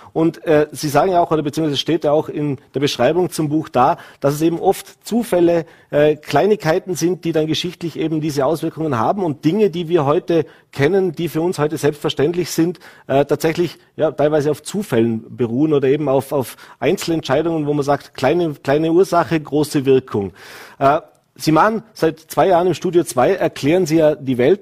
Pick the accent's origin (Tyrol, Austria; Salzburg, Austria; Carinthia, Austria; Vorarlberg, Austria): Vorarlberg, Austria; als Vorarlberger